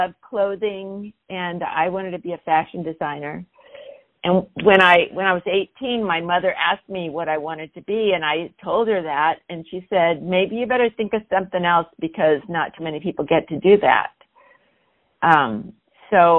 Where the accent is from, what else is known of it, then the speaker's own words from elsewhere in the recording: San Diego, California, United States; I was born in San Diego.